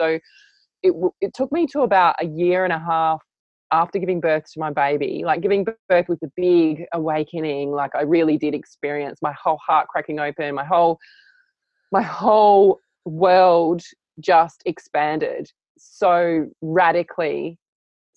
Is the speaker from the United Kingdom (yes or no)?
no; Adelaide, South Australia, Australia; I grew up in Adelaide in Australia in a very normal house with very normal parents